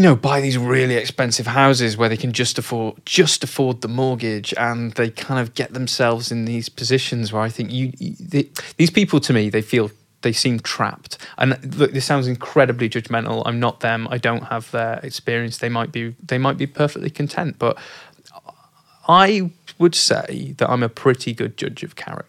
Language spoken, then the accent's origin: English; Oldham, North West England, United Kingdom; I'm not from Yorkshire. I'm from Oldham.